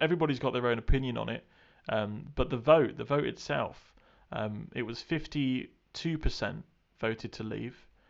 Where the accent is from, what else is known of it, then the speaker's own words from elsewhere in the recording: United Kingdom; as a British person